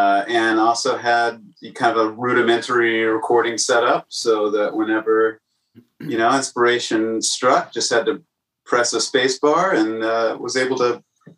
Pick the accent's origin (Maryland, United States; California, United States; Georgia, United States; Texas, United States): Texas, United States; Dallas; now in New York, United States; Andrew and I are from the Dallas area. Oh. And then we both moved to New York in 2010.